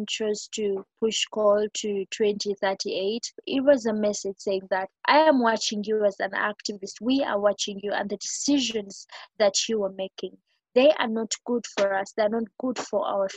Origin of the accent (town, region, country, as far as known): Uganda